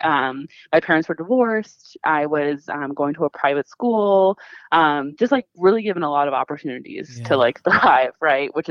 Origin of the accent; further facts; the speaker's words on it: Bay Area, California, United States; I grew up in the Bay Area, California, so that's Northern California, so the Silicon Valley